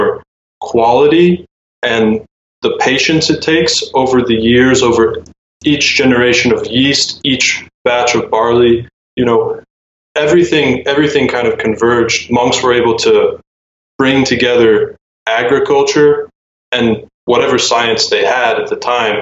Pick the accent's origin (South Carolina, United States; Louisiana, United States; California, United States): South Carolina, United States; now in Norcia, Italy; I'm originally from South Carolina